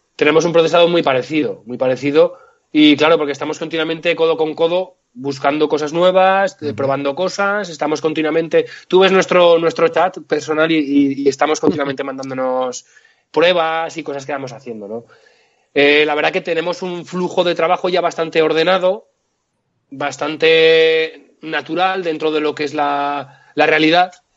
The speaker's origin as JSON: {"language": "Spanish", "area": "Litago, Moncayo", "region": "Aragon", "country": "Spain", "tie": "born or raised there", "moved": "yes", "lives_now": "Zaragoza, Spain", "said": "yo sí que soy de, soy de Zaragoza, vivo y trabajo en Zaragoza, pero vengo de un pueblito del Moncayo muy pequeño que se llama Lituánigo"}